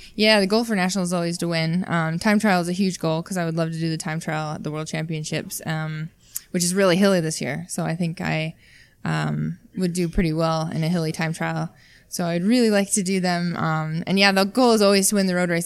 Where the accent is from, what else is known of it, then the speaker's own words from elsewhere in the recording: Utah, United States; moved away; I'm from Utah originally, so I think I have a little bit of an advantage just because I was born at altitude